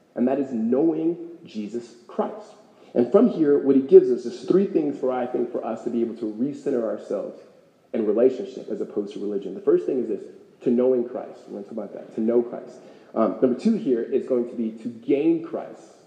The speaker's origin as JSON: {"language": "English", "town": "Los Angeles", "region": "California", "country": "United States", "tie": "born or raised there", "moved": "as an adult", "lives_now": "Phoenix, United States", "said": "I grew up in California"}